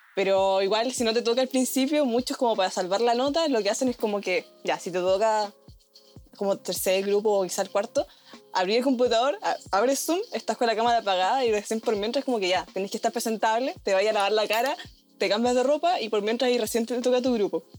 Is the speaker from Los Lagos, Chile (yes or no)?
yes; Puerto Montt, Los Lagos, Chile; moved away as an adult; soy de Puerto Montt